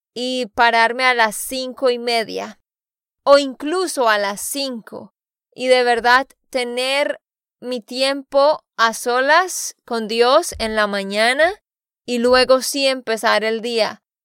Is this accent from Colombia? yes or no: yes; Santander, Colombia; de Santander, Colombia.